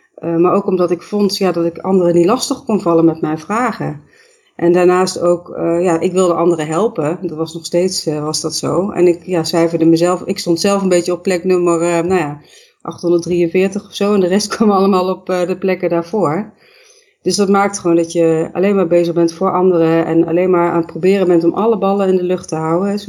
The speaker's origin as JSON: {"language": "Dutch", "country": "Netherlands", "said": "ik kom uit Nederland"}